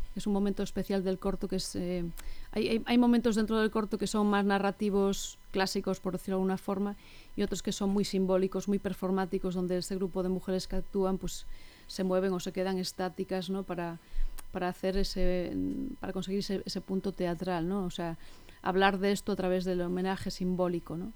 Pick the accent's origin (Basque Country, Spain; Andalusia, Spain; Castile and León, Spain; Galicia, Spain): Galicia, Spain; Ferrol; yo soy de Ferrol y mis abuelas también, o sea, vengo como de generaciones de urbanitas, ¿no? A pesar de ser gallegos